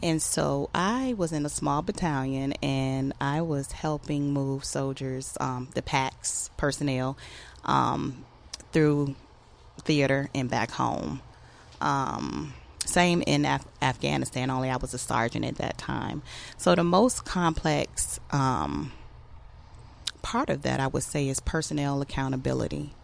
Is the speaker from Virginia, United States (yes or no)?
yes; Norfolk, Virginia, United States; I grew up in Norfolk, Virginia, and I've been surrounded by the military my entire life.